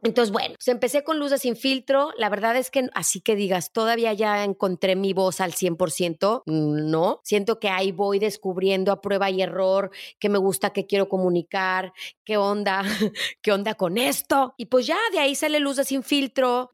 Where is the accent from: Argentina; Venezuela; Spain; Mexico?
Mexico; León, Guanajuato; Yo soy de León, Guanajuato.